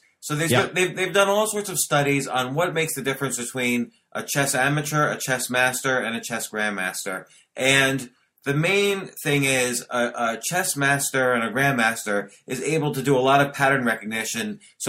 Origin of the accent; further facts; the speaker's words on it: New York City, New York, United States; I grew up in Washington Square Park.